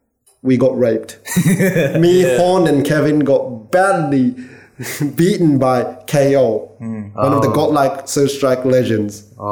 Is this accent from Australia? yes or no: yes; Australia; Yeah, so I was allowed to play {S2} on the, {S3} as Australian.